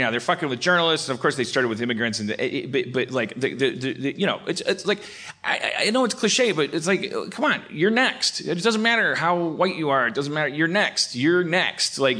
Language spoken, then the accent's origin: English; California, United States; I'm just saying I'm a Californian.